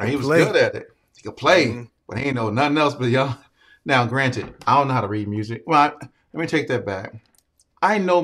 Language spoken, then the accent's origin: English; Virginia, United States; moved away as an adult; also born or lived in Baltimore, Maryland / St. Louis; now in Atlanta, United States; at the age of five, my mom was like, yo, let's go to Virginia